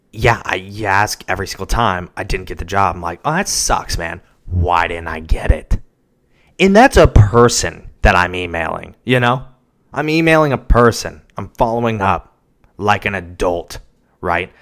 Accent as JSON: {"language": "English", "town": "Seattle", "region": "Washington", "country": "United States", "moved": "as an adult", "lives_now": "Nashville, United States", "said": "I'm from Seattle"}